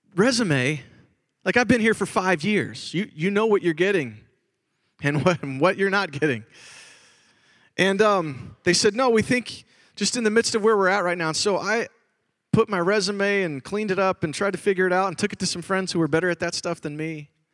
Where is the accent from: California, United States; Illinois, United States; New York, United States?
Illinois, United States; Chicago; I grew up in Chicago, Illinois